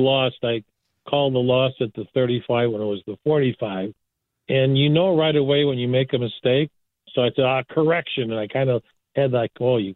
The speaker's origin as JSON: {"language": "English", "town": "Chicago", "region": "Illinois", "country": "United States", "tie": "born or raised there", "said": "I grew up in the DePaul neighborhood in the 50s"}